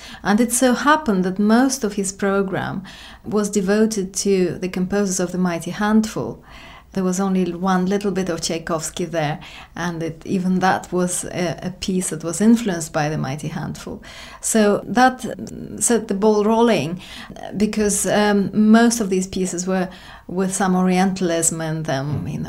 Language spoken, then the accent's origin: English; Russia; moved away as an adult; also born or lived in Britain; now in United Kingdom; after I emigrated to Britain after I came from Russia.